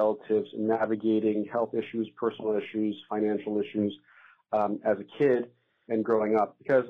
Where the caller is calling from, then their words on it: New York City, New York, United States; I'm from New York City.